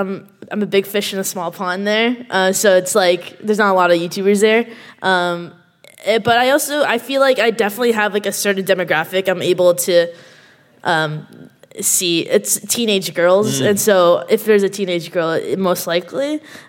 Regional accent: Canada; now in United States; I'm Canadian. I know you can't tell by my accent. But, I have a visa.

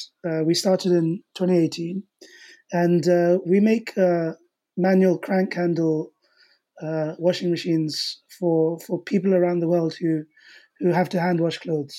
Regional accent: London, United Kingdom; I'm also from the Asian community, small community in West London

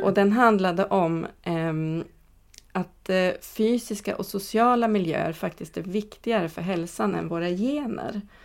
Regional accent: Katrineholm, Södermanland, Sweden; moved away; inte där jag är född men där jag är uppväxt, eh, Katrineholm

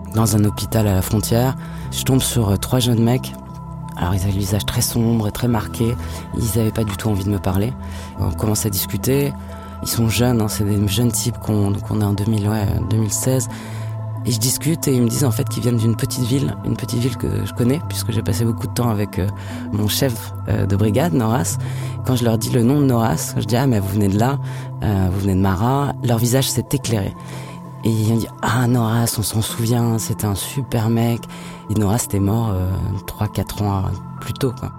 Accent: France; je suis française

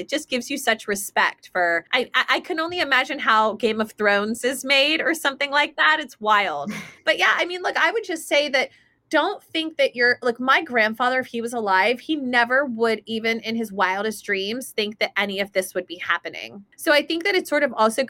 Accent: Texas, United States; moved away; a friend of mine that I grew up with in Texas

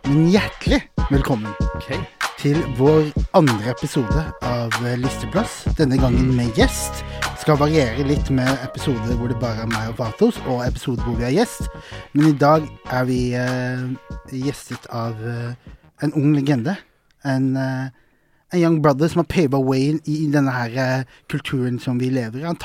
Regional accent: Norway; født og oppvokst i Norge, født og oppvokst på utsiden av Oslo

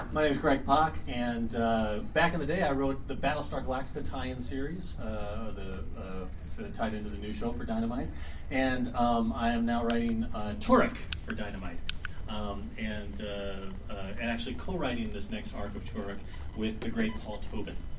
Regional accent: Texas, United States; I grew up in Texas

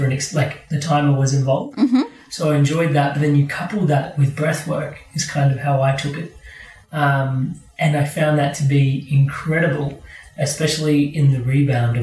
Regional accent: India; Being Indian

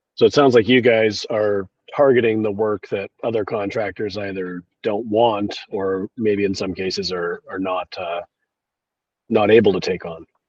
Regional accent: Victoria, British Columbia, Canada; right here in my hometown of Victoria, British Columbia.

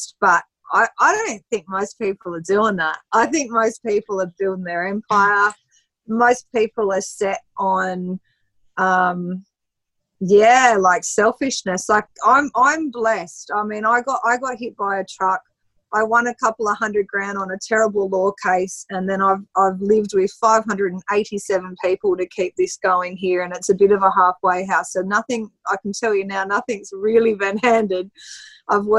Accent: Australia; I've got to have the image of the Aussie chick

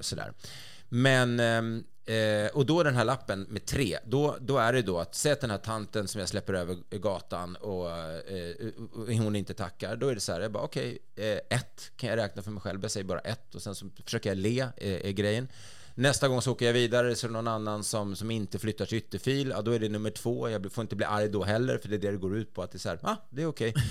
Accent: Sweden; som svensk

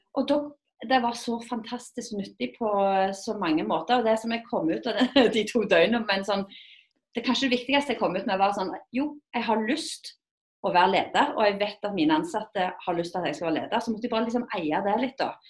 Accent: Rogaland, Norway; jeg kommer jo fra Fuel-regionen, Rogaland.

